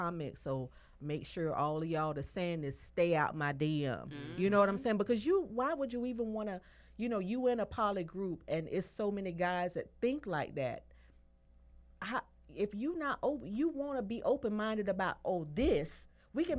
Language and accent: English; Alabama, United States; my home state, Alabama